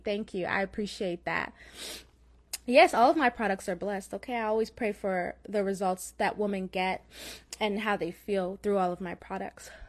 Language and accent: English; Florida, United States; accent: slight Jamaican; I have Jamaican in my blood, although I was born in Florida, but I have Jamaican parents. So you may have, you may hear, like, a slight Jamaican accent.